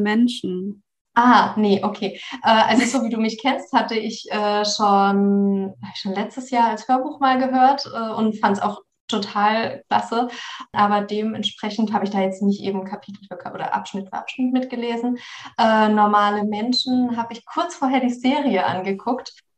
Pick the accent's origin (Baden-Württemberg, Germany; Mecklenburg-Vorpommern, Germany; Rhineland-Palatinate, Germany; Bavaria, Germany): Baden-Württemberg, Germany; between Karlsruhe and Freiburg; moved away; Also ich komme aus der Ecke äh, gebürtig. Ich komme aus der, also zwischen Karlsruhe und Freiburg, mhm. aus der Ecke